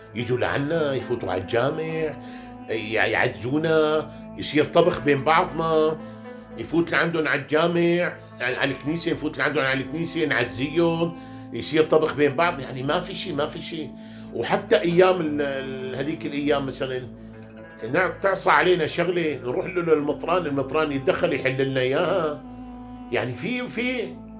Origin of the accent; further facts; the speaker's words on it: Hama, Hama Governorate, Syria; عندنا بحماه